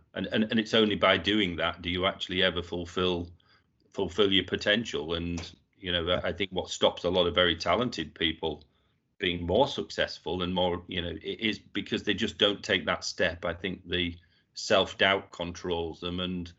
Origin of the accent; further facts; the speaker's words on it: Yorkshire and the Humber, United Kingdom; I was born and brought up in Yorkshire. I was the youngest of four children, and all my siblings, I had two brothers and a sister.